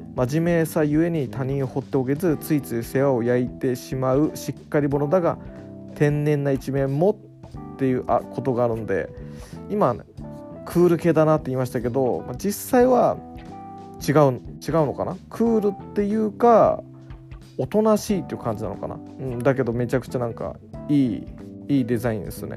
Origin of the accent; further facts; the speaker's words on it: Niigata, Japan; also born or lived in Joetsu; 僕生まれは新潟市